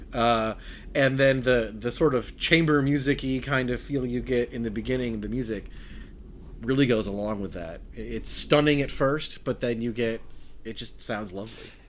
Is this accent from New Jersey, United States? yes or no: no; Wisconsin, United States; I'm from Wisconsin